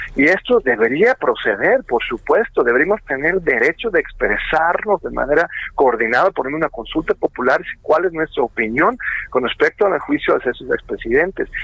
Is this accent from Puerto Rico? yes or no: no; Mexico; como, pueblo mexicano